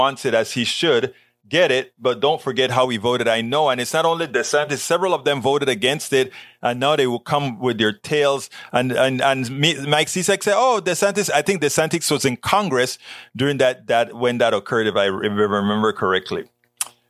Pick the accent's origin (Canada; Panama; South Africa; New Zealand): Panama; moved away; the Panama Canal, my hometown